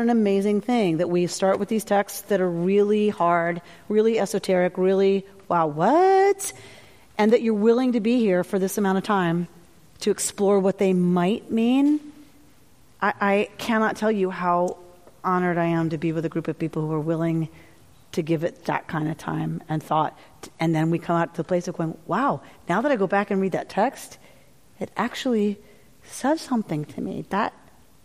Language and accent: English; the South, United States; I grew up in the South